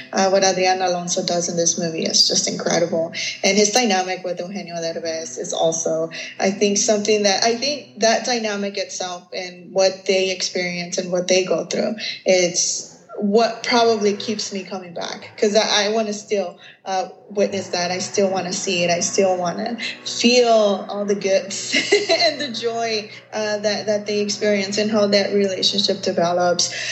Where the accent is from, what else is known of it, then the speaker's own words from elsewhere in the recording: Los Angeles, California, United States; I'm from East